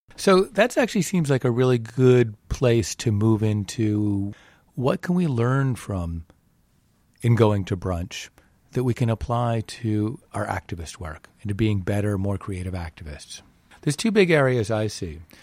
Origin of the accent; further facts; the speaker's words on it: New England, United States; I was raised in New England.